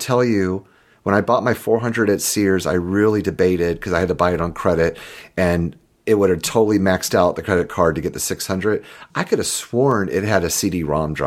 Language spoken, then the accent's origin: English; Jacksonville, Florida, United States; I actually worked for a small software developer in Jacksonville, Florida, my hometown